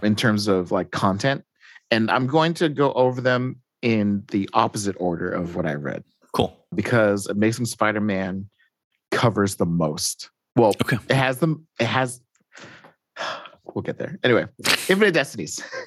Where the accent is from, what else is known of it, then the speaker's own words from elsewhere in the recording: United States; being an American